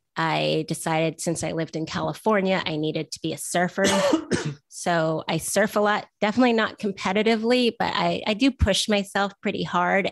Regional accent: Vancouver, British Columbia, Canada; I'm from Vancouver

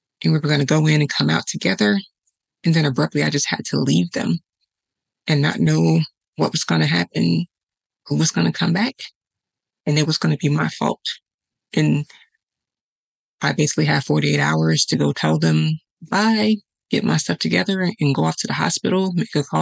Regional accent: Chicago, Illinois, United States; I'm from Chicago

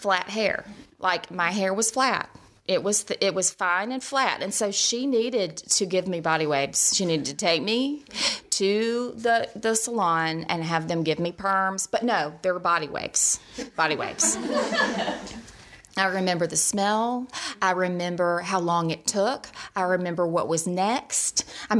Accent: Birmingham, Alabama, United States; also born or lived in Mississippi; I grew up here in Birmingham

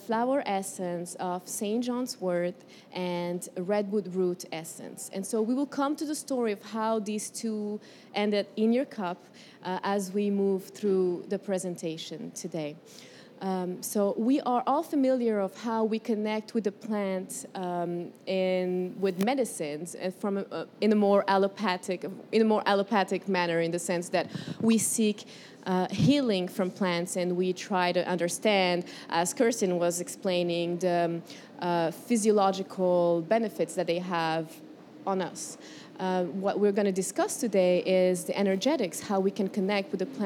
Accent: Morocco; moved away as an adult; also born or lived in Colombia / California; now in United States; I was born in Colombia, raised in Morocco

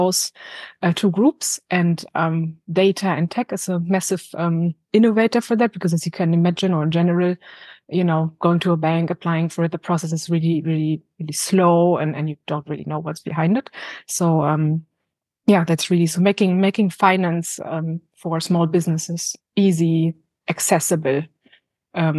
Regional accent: Berlin, Germany; moved away as an adult; now in London, United Kingdom; I'm originally from Berlin. I moved to the UK 4 years ago

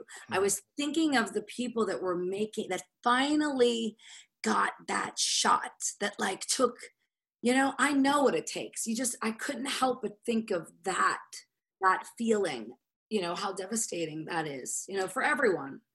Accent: Pittsburgh, Pennsylvania, United States; moved away; my hometown, Pittsburgh

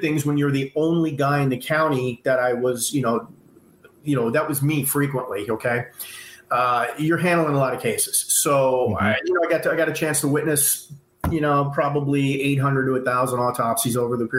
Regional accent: New York, United States; moved away as an adult; also born or lived in California; I'm originally from New York.

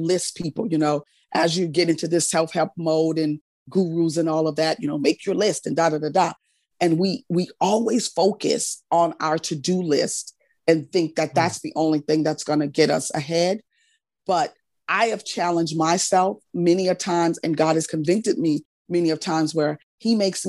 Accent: New Orleans, Louisiana, United States; I'm not only Southern, I'm from New Orleans

